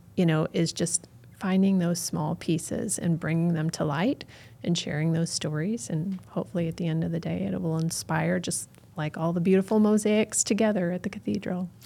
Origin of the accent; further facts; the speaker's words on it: North County, Missouri, United States; I grew up in North County